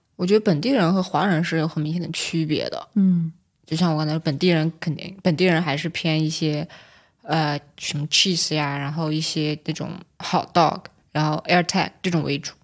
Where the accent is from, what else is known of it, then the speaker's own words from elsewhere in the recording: China; 自己就作为一个中国人